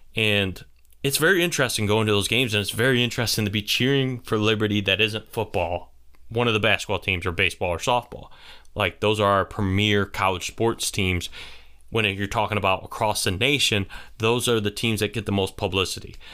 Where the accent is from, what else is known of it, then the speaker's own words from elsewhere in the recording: St. Bonaventure area, New York, United States; they're my hometown area team.